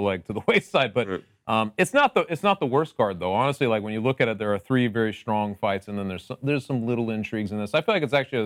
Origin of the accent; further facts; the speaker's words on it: Connecticut, United States; I'm also from Connecticut, but I am known as the mayor of the Nutmeg State.